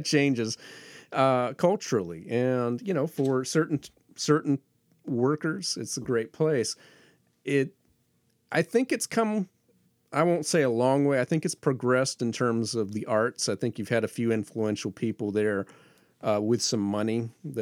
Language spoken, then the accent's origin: English; Fort Walton Beach, Florida, United States; also born or lived in DeFuniak Springs, Florida; I moved there from Fort Walton Beach, which had 20,000 people